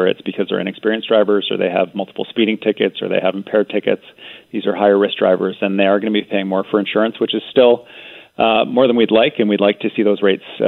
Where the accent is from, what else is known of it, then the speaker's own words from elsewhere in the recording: British Columbia, Canada; as British Columbians